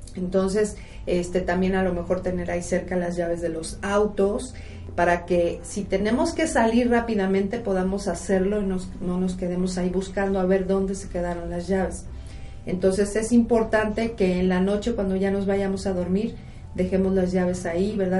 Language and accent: Spanish; Mexico; una característica que tenemos los mexicanos